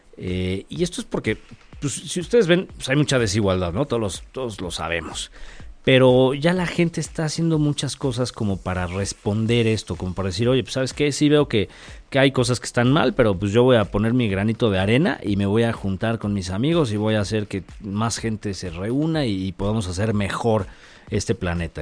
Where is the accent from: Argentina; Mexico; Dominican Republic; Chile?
Mexico; siendo mexicano